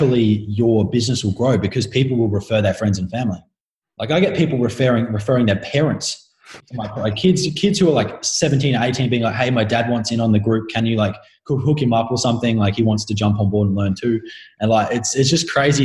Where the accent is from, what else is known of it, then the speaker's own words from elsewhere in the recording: Adelaide, South Australia, Australia; I'm an Australian. I'm from Adelaide